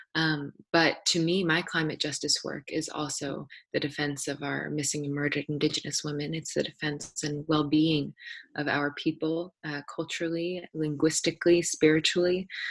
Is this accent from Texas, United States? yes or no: no; Anchorage, Alaska, United States; I was born and raised here in Degeikak, otherwise known as Anchorage